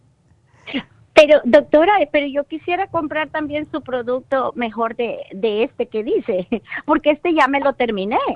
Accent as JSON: {"language": "Spanish", "country": "El Salvador", "moved": "yes", "lives_now": "Los Angeles, United States", "said": "yo vivo en Los Ángeles, pero vengo de El Salvador"}